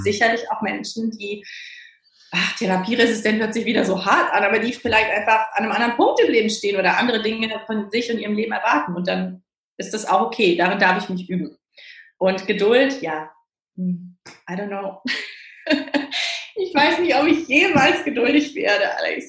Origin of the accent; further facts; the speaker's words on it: Cologne, North Rhine-Westphalia, Germany; now in Berlin, Germany; ich komme ja gebürtig aus Köln, ne? also ich bin ja so eine rheinländische Frohnatur